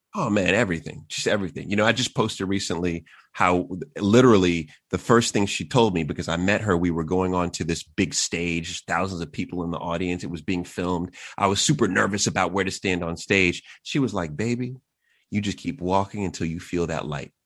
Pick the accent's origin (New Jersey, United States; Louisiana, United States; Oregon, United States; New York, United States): New York, United States; New York City; also born or lived in Queens / Long Island; I was born in New York, uh, and so grew up in the city, and then we moved out to Long Island